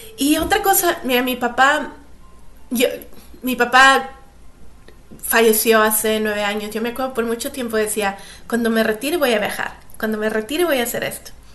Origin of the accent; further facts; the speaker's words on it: Monterrey, Nuevo León, Mexico; moved away as an adult; also born or lived in United States / Canada / England; Yo nací en Monterrey, México. Este, pasé toda mi pasé toda mi niñez ahí